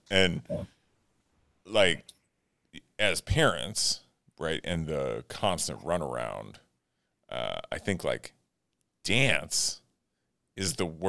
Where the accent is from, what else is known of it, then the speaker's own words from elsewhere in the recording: Arizona, United States; I grew up with that in Arizona